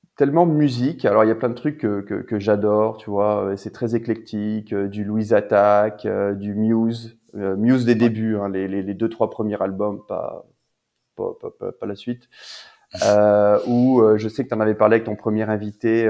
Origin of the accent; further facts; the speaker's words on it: Narbonne, Occitania, France; moved away as an adult; also born or lived in Toulouse / Paris; now in Quebec, Canada; j'ai grandi à Narbonne, euh, en France